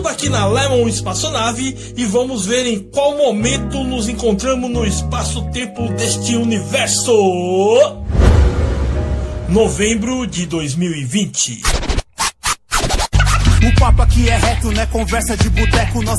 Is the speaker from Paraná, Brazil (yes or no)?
no; São Bernardo do Campo, São Paulo, Brazil; Eu também sou dessa quebrada aí. Salve Jardim Silvina, Montanhão, Seleta, Vila São José, Limpão, Olho Duto, Cafezais, todos os bairros adjacentes